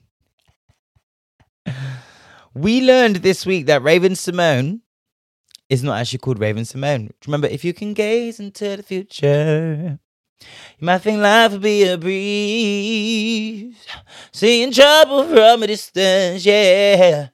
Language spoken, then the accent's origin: English; Bristol, South West England, United Kingdom; I'm from Bristol. We've got a whole White Ladies Road, Black Boy Street